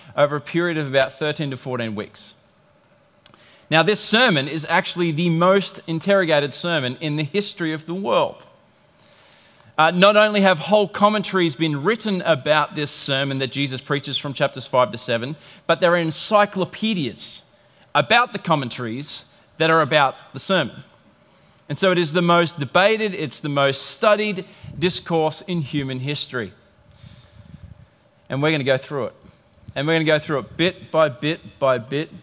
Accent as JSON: {"language": "English", "region": "England", "country": "United Kingdom", "tie": "born or raised there", "moved": "yes", "lives_now": "Australia", "said": "I was born in England"}